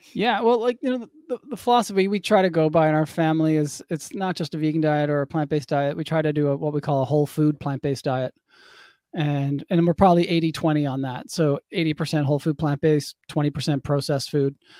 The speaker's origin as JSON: {"language": "English", "town": "St. John's", "region": "Newfoundland and Labrador", "country": "Canada", "tie": "born or raised there", "said": "I grew up in Saint John's, Newfoundland, on the east coast of Canada"}